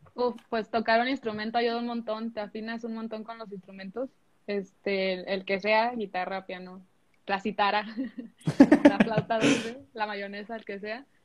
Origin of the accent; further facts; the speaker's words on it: Mexico; also born or lived in United States; yo soy de allá y pues la de México, pues sí. Eh, bueno, me crié aquí